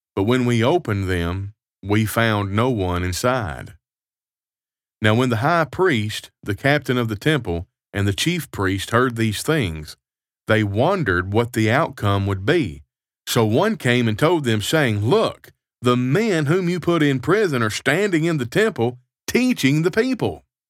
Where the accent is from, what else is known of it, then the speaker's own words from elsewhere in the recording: United States; now in Canada; I am an American citizen living abroad in Canada.